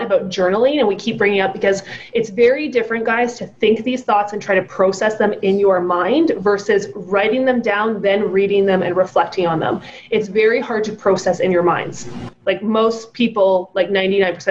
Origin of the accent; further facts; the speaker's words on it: United Kingdom; I'm British.